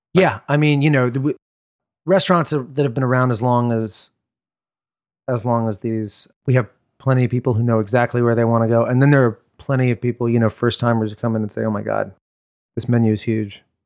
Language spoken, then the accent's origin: English; New York, United States; also born or lived in Upper West Side, Manhattan; I grew up in Brooklyn